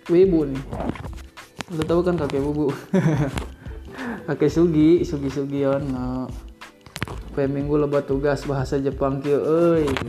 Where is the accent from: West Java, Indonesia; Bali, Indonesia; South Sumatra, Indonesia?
West Java, Indonesia; Bogor; gue kan dari Bogor juga dari Sunda jadi sedikit-sedikit bahasa halus bahasa kasar insya Allah mumpuni lah